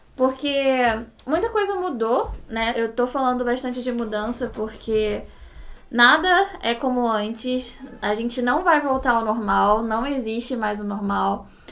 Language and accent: Portuguese; Rio de Janeiro, Brazil; somos cariocas, aqui todo mundo é cara, né? Então, é uma gíria daqui do Rio de Janeiro